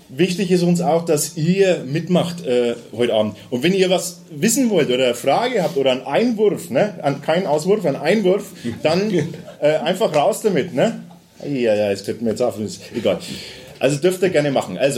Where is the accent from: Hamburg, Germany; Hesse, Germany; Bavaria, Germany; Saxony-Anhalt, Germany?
Bavaria, Germany; was man bei uns in Franken